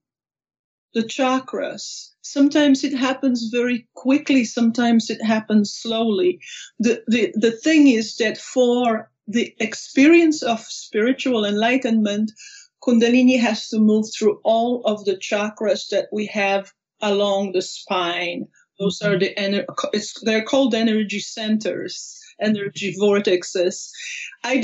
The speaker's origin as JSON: {"language": "English", "country": "Poland", "tie": "born or raised there", "also_born_or_lived": "Maui, Hawaii / Anchorage, Alaska", "moved": "yes", "lives_now": "Reno, United States", "said": "I was born in Poland. My parents were actors. I grew up for the first few years with my grandma"}